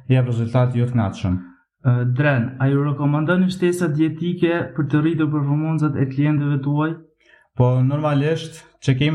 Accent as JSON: {"language": "Albanian", "town": "Drenas", "country": "Kosovo", "said": "Unë jam 20 vjeqar, jam nga Drenasi, Komuna Prishtines"}